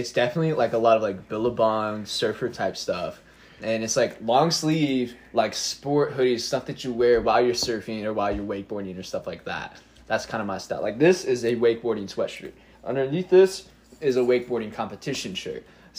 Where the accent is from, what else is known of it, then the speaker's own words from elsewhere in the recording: Monticello, Indiana, United States; also born or lived in Bloomington, Indiana; I grew up in Monticello, Indiana, which is a very small town, and there's not a lot going on here. So the people who grow up in Monticello usually stay in Monticello.